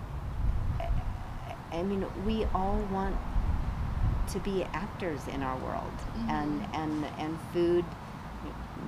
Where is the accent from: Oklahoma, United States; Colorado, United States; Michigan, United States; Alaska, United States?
Colorado, United States; moved away; I grew up in Colorado